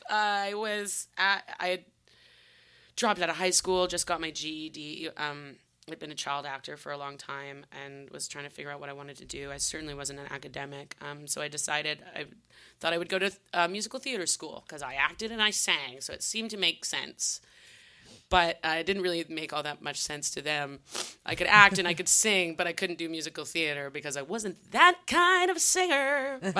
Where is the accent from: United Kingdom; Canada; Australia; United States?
Canada; Vancouver, British Columbia; We all of us are actually born and raised in Vancouver, which is kind of interesting because it's a bit of a transient city.